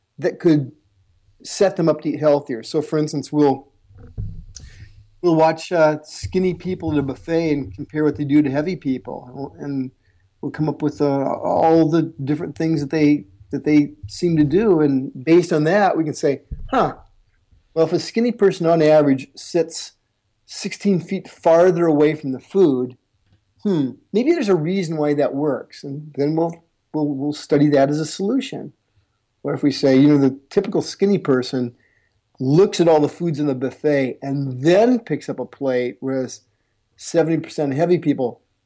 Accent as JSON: {"language": "English", "region": "Iowa", "country": "United States", "said": "I'm originally from the United States, and I'm from the least cool, the least coolest place to be from in the United States, and that's the state of Iowa"}